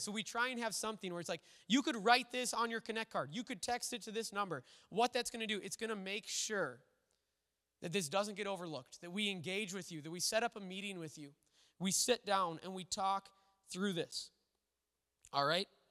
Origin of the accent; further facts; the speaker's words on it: Little Falls, Minnesota, United States; the church I grew up in Little Falls